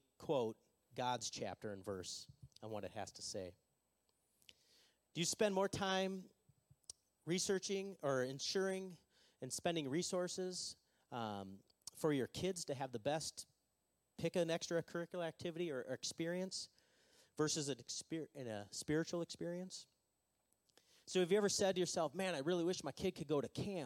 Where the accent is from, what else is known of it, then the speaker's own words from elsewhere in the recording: Minnesota, United States; we're from Minnesota, and we don't really like to be enthusiastic